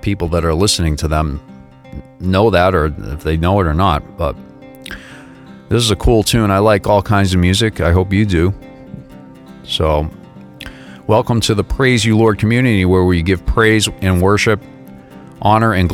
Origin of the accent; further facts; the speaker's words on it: Boston, Massachusetts, United States; I grew up in the Boston area, and I grew up around a lot of Irish American people